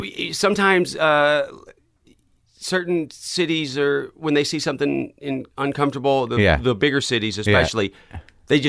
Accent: Knoxville, Tennessee, United States; South Knoxville, Tennessee.

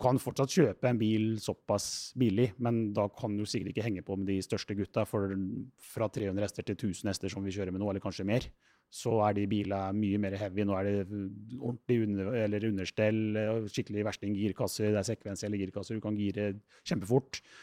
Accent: Rakkestad, Østfold, Norway; Jeg er jo fra Rakkestad

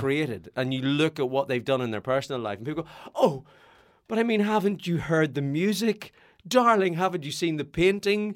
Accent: Northern Ireland, United Kingdom; born or raised there

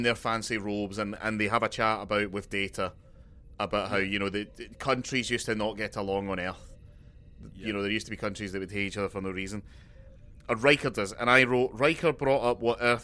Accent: Scotland, United Kingdom; as a Scotsman

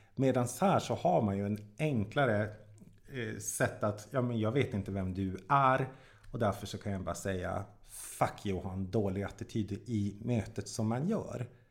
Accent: Jokkmokk, Norrbotten County, Sweden; moved away; jag kommer ju från Jokkmokk

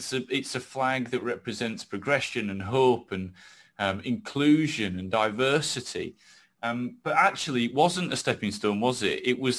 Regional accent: England, United Kingdom; I've never really felt British, but English or whatever, just being from this little rock just off Europe, it wasn't a bad thing anymore.

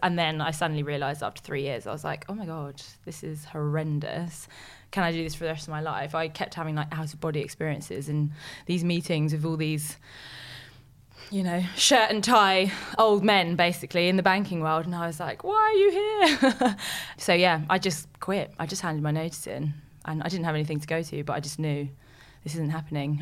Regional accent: London, United Kingdom; I am from West London, born and bred, and I've lived there all my life

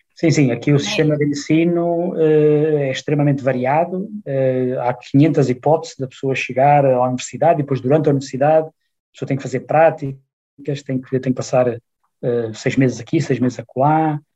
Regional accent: Portugal; moved away as an adult; also born or lived in Braga; now in Frankfurt, Germany; eu venho de Portugal

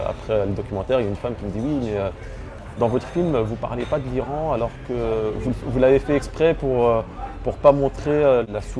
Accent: Lebanon; Donc, le Liban, en tant que Libanais, c'était plus facile pour moi.

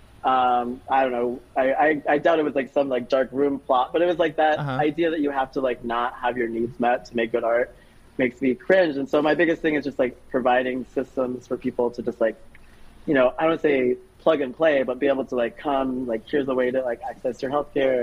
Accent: Minnesota, United States; also born or lived in New York; now in Portland, United States; I'm from Minnesota.

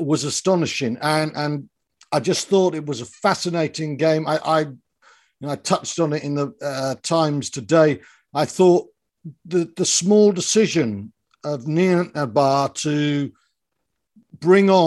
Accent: South Wales, United Kingdom; when I was growing up in South Wales

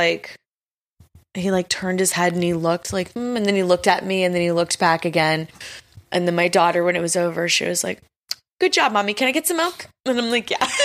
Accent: Texas, United States; I'm from Texas

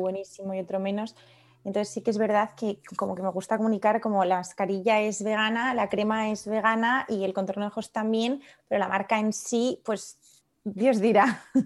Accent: León, Castile and León, Spain; also born or lived in Paris / Madrid / Padua; now in Lyon, France; yo soy de León, que es una ciudad un poco más pequeña

